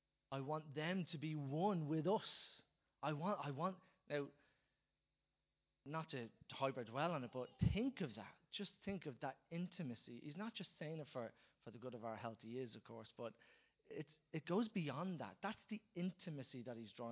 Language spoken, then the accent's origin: English; Dublin, Leinster, Ireland; us as Dubliners or wherever you're from, as Irish people